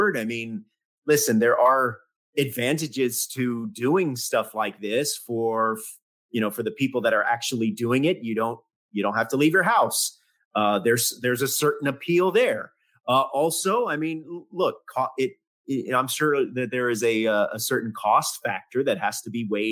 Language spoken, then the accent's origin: English; the South, United States; I grew up in the South.